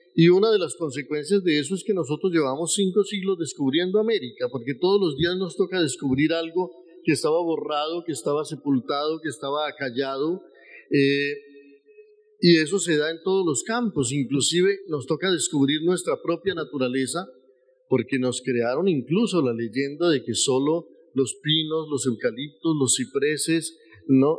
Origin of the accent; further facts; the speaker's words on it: northern Tolima, Colombia; nací en esos tiempos en Colombia y nací en esos tiempos en la zona más violenta del país, que era la región del Tolima, y la región del norte del Tolima.